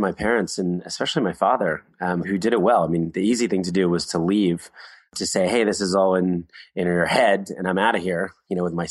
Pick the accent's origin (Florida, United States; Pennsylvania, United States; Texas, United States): Pennsylvania, United States; Philadelphia; I was born in Philadelphia, middle-class family